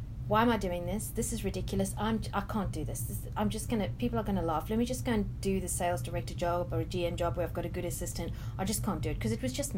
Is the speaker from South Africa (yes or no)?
yes; South Africa; now in Sydney, Australia; I come from South Africa